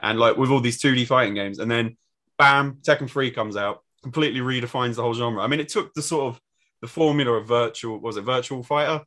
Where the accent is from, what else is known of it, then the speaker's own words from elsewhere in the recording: England, United Kingdom; as English people